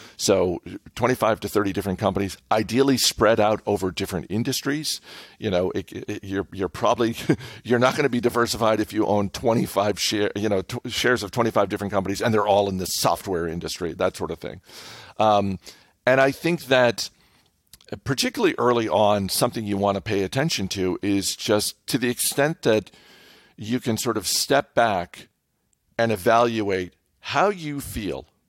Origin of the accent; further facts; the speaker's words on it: New England, United States; I grew up in New England